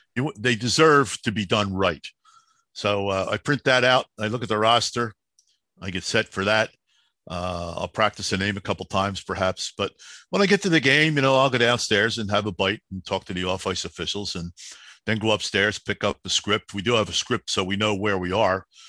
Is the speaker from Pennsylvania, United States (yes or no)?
yes; Philadelphia, Pennsylvania, United States; I'm the kid from Southwest Philly that plays street hockey